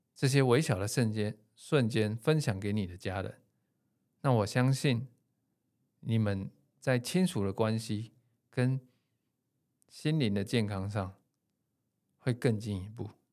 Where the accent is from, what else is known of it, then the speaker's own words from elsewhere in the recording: Taipei, Taiwan; 我自己是一个台北小孩，然后在都市长大生活，工作多年的上班族